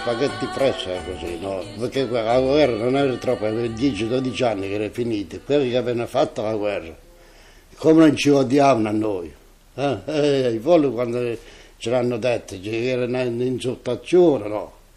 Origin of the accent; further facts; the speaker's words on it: Italy; now in Germany; Noi italiani